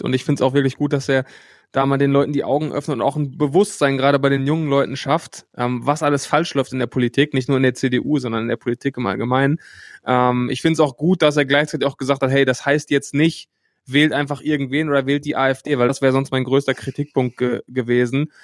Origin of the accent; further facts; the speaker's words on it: Hattingen, North Rhine-Westphalia, Germany; also born or lived in Bochum; Ich bin nicht in Bochum geboren, sondern in Hattingen. Hattingen ist ein paar Kilometer von Bochum entfernt